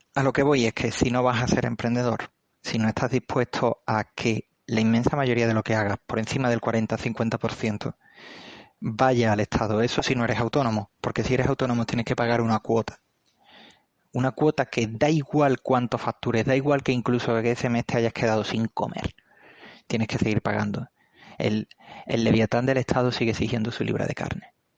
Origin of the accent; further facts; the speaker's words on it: Andalusia, Spain; soy perfectamente andaluz